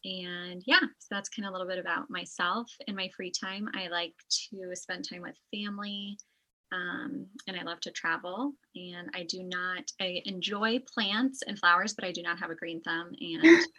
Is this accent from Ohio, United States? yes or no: no; Des Moines, Iowa, United States; I'm a nurse midwife. I live here in Des Moines, Iowa. I was born and raised here in the Des Moines area. I went to the local Catholic high school